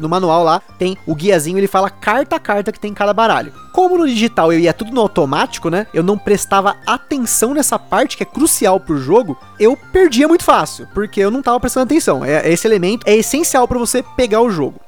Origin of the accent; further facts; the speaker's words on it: Brazil; como eu sou brasileiro